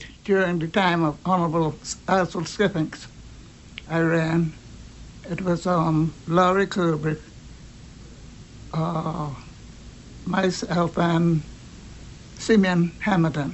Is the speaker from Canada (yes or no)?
no; Turks & Caicos Islands; now in Grand Turk, Turks and Caicos Islands; I was born in South Caicos, and I was living here for about 70 years